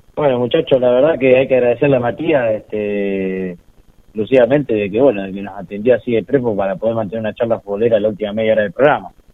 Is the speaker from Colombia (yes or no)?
no; Argentina